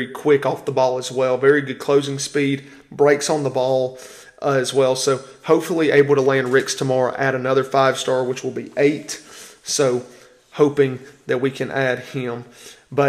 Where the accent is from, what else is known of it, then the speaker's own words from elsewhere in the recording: Anniston, Alabama, United States; Anniston, Alabama, my hometown. Proud to represent the 256.